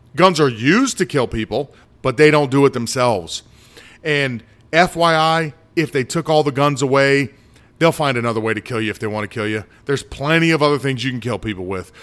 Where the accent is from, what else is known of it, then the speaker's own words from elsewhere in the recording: United States; I've been in the United States my whole life